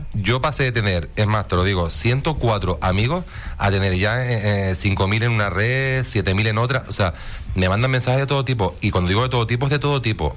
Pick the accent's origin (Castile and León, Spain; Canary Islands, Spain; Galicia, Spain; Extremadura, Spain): Canary Islands, Spain; Tenerife; now in Fuerteventura, Spain; soy de Tenerife